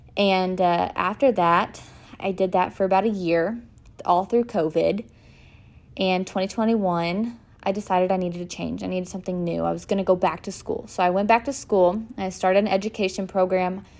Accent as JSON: {"language": "English", "town": "Denison", "region": "Texas", "country": "United States", "tie": "born or raised there", "said": "I was born and raised in Denison, Texas"}